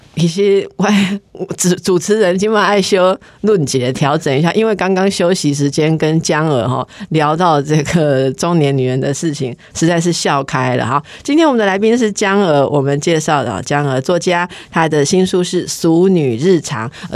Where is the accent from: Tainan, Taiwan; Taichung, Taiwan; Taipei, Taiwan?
Taipei, Taiwan; 因为我一直都是台北人